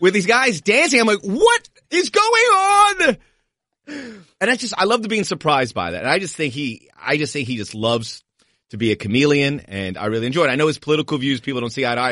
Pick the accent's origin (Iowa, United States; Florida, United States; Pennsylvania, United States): Florida, United States; Miami; moved away; also born or lived in Los Angeles; I'm from Miami, but L A's my home. I spent fifteen years there